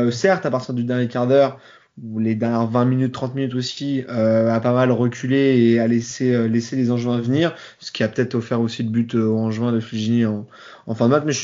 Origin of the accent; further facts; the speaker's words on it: Paris, Île-de-France, France; Bon, en tant que parisien, ça me fait mal au cœur de le dire.